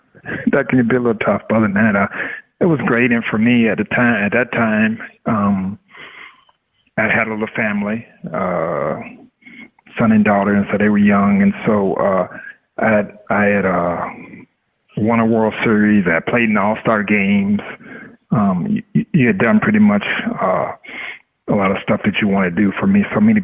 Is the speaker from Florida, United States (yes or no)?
yes; Tampa, Florida, United States; It was cool in the sense where I'm born and raised in Tampa, and so my family all got a chance to see me play